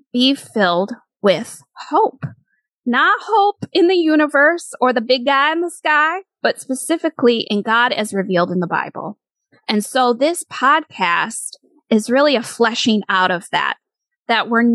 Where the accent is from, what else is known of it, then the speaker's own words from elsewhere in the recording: Michigan, United States; moved away as an adult; now in New York City, United States; I was raised in Michigan and grew up there